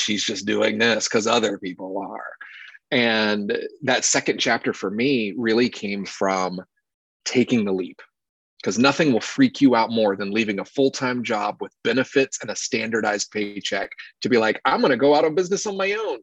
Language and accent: English; North Carolina, United States; born and raised in North Carolina